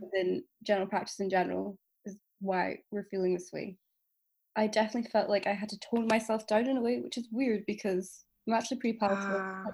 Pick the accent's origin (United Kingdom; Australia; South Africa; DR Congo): United Kingdom; Edinburgh, Scotland; born and raised in Edinburgh. I'm ethnically Pakistani, if you didn't know. Um, I've spent my whole life here